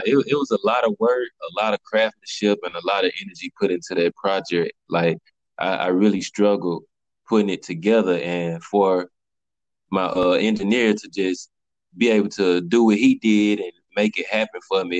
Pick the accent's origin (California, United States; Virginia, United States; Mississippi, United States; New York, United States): Mississippi, United States; Tupelo; moved away as an adult; now in St. Louis, United States; I'm from Tupelo, Mississippi, man. But I currently live in St. Louis, Missouri. So I've been up here like 3.5-4 years now.